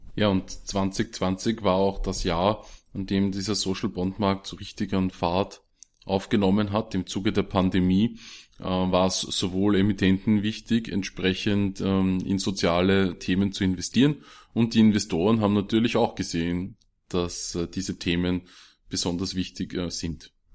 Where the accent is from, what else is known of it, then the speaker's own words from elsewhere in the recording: Austria; bei uns in Österreich